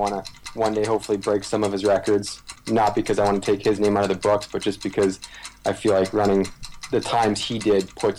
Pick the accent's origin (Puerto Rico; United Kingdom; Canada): Canada; growing up in Canada